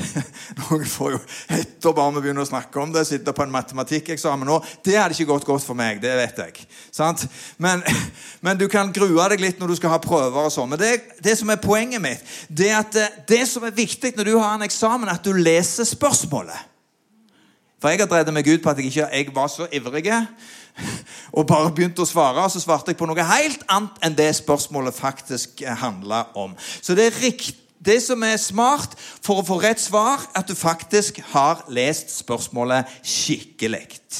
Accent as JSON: {"language": "Norwegian", "town": "Sandnes", "region": "Rogaland", "country": "Norway", "tie": "born or raised there", "said": "vokste jo opp på Gandal"}